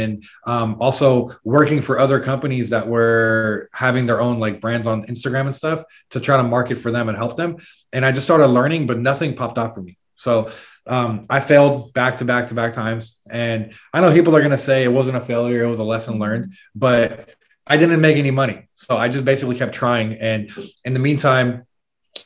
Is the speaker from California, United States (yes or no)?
yes; San Francisco, California, United States; moved away as an adult; we're originally from San Francisco, California, that area